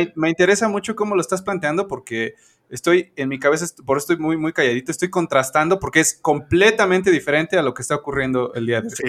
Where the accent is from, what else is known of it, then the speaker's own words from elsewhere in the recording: Veracruz, Mexico; also born or lived in Puebla; yo nací en Puebla, occidentalmente. Eh, accidentalmente. O sea, yo, yo, soy de Veracruz, pero me adelanté un par de semanas y mis papás andaban este, en Puebla